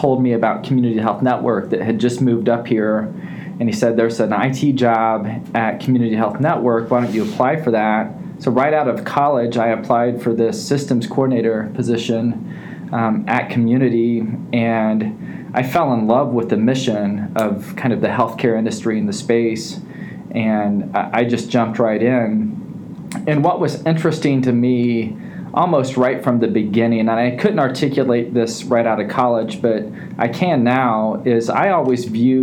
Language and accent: English; Terre Haute, Indiana, United States; I've always been a Hoosier. I grew up in Terre Haute, Indiana